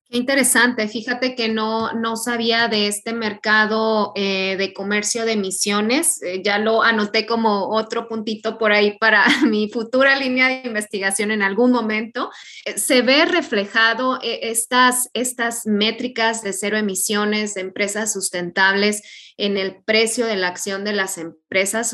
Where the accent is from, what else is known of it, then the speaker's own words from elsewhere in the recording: Santo Domingo Tehuantepec, Oaxaca, Mexico; yo soy de Oaxaca, del Istmo, precisamente de Tehuantepec